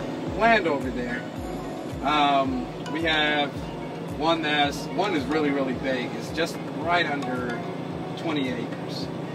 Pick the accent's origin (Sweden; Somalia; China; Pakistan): Somalia; Beledweyne, Hiran; born or raised there; now in United States